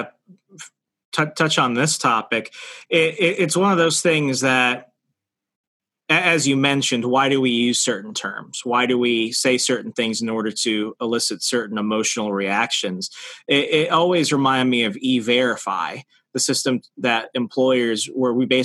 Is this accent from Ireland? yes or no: no; Arizona, United States; moved away; also born or lived in Virginia / Alabama; my home state of Arizona